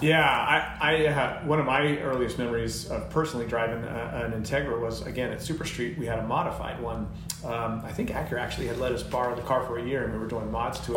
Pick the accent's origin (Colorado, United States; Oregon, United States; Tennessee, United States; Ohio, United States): Colorado, United States; moved away as an adult; now in California, United States; I'd just been out here very recently out in California from where I grew up in Colorado